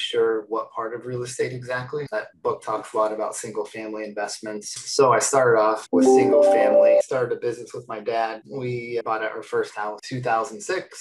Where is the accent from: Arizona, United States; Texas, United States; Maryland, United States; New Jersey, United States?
Arizona, United States; Phoenix; I was born in Phoenix, Arizona